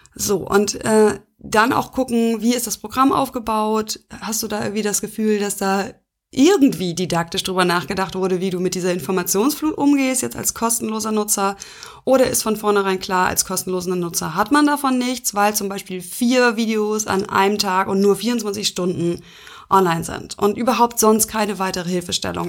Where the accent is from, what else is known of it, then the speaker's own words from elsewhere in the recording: Schleswig-Holstein, Germany; bei uns in Schleswig-Holstein